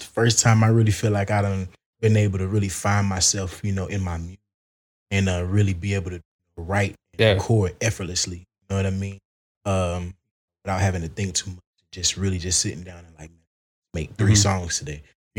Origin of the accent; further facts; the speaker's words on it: the South, United States; And then my rapping just come from just growing up in the South.